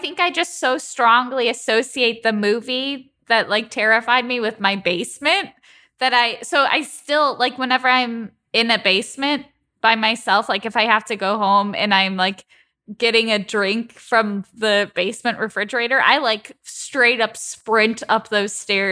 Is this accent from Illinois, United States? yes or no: yes; Chicago, Illinois, United States; I'm from the Midwest. I'm from Chicago.